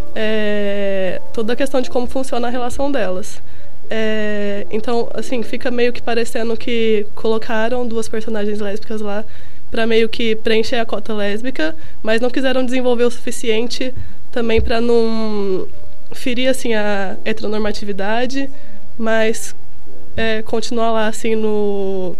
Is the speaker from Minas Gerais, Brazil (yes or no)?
yes; Minas Gerais, Brazil; moved away; eu sou mineira, é, eu estudava numa escola de padre